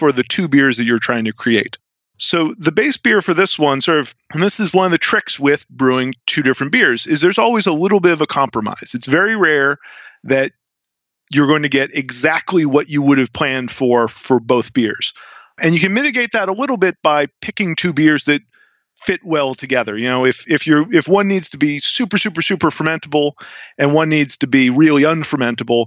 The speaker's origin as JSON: {"language": "English", "region": "New England", "country": "United States", "said": "I'm from New England"}